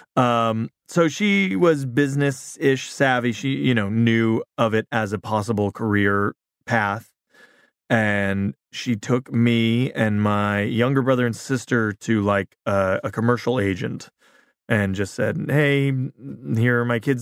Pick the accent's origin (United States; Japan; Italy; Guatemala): United States; Big Bear, California; also born or lived in Culver City, California / South Bay, Los Angeles; moved to Big Bear when I was nearly seven